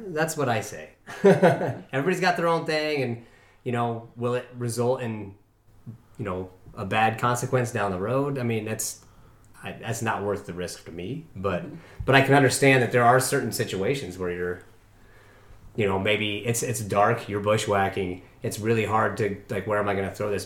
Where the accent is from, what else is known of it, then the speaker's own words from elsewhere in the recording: Evergreen, Colorado, United States; I grew up in Evergreen.